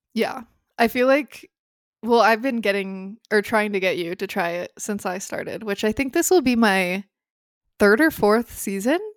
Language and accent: English; Phoenix, Arizona, United States; moved away; growing up in Phoenix